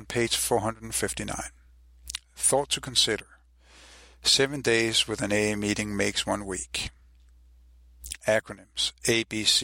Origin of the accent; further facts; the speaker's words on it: Copenhagen, Capital Region of Denmark, Denmark; I'm from Copenhagen, Denmark